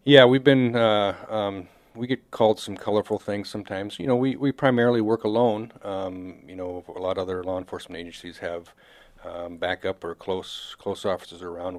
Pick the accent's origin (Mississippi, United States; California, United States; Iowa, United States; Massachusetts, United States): Iowa, United States; Marshalltown; now in South Dakota, United States; I was born and raised in Central Iowa